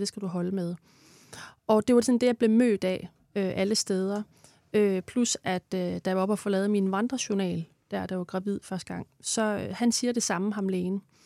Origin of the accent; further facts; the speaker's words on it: Denmark; moved away; nu kommer jeg fra Jylland